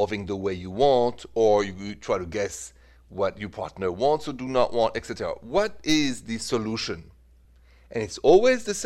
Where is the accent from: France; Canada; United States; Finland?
France; accent: French; my accent is French.